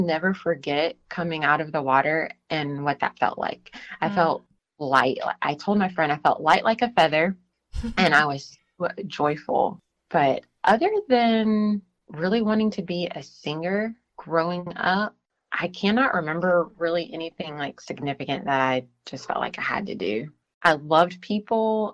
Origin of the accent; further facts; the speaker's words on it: Central Arkansas, United States; I was born and raised in Central Arkansas to parents who were actually transplants to from Louisiana via the Air Force